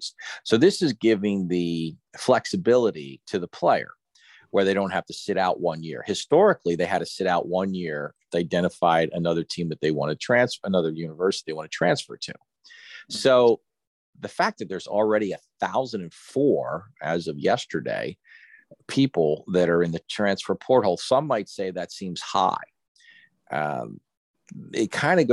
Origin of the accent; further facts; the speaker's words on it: Philadelphia, Pennsylvania, United States; moved away; I'm from Philly